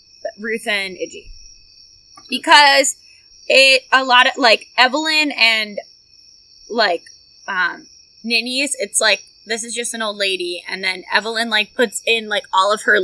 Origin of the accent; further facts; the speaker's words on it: Kentucky, United States; We're from Kentucky.